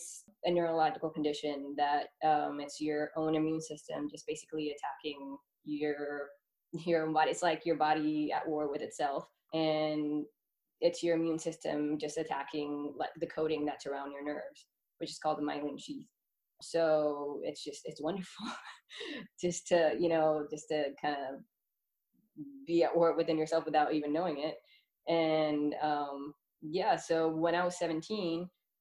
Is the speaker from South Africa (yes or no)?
no; Puerto Rico; moved away; also born or lived in Florida; I was born and raised in Puerto Rico, where then we moved to Florida because my dad Air Force